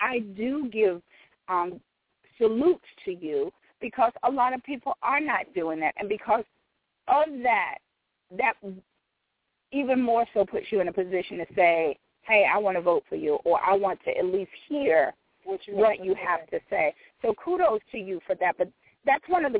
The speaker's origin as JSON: {"language": "English", "region": "Georgia", "country": "United States", "said": "We love the fact that we're from Georgia"}